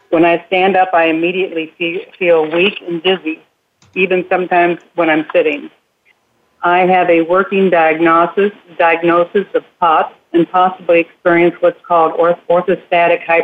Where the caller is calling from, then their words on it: Rockwall, Texas, United States; from Rockwall, Texas.